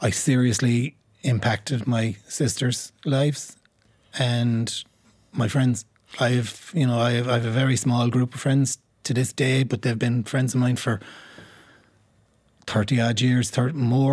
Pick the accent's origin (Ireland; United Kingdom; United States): Ireland; Limerick, Munster; I grew up in Moyross.